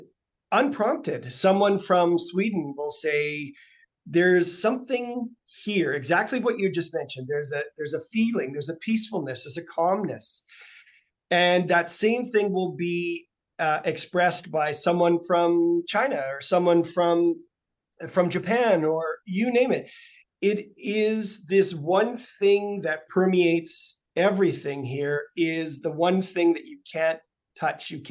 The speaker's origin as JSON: {"language": "English", "town": "Saskatoon", "region": "Saskatchewan", "country": "Canada", "tie": "born or raised there", "said": "I grew up in Saskatoon"}